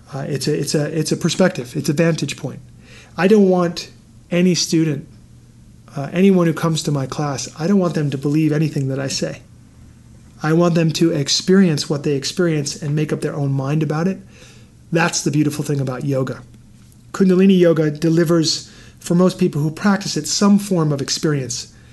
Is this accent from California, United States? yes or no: no; New York City, New York, United States; moved away; I grew up in New York City